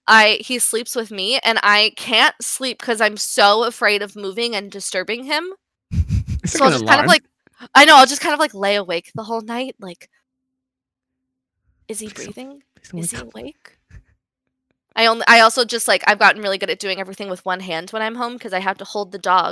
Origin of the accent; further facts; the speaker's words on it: the South, United States; I should know. I'm from the South.